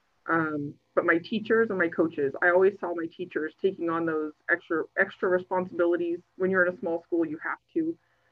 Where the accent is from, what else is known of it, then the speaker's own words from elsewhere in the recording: Salome, Arizona, United States; also born or lived in Phoenix, Arizona; I was born and raised in Salome, Arizona, or about 100 miles west of Phoenix